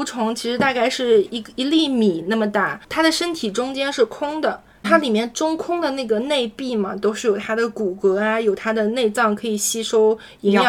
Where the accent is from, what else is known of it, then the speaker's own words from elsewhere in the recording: Jiangsu-Zhejiang-Shanghai area, China; now in Sydney, Australia; 对于我这种就是在江浙沪包邮区长大的孩子